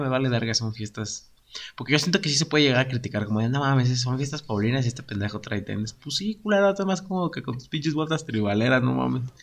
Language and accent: Spanish; San José, Mexico; Nosotros en San José